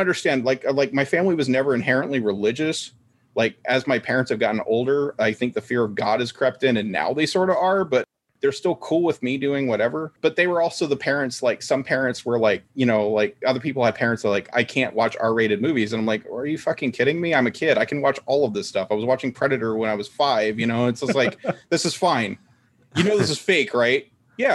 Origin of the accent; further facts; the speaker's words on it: United States; I'm an American